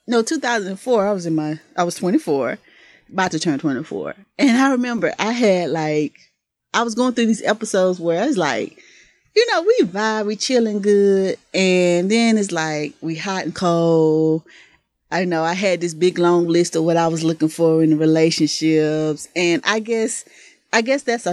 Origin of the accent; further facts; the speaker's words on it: Mississippi, United States; I'm from the South. I'm from Mississippi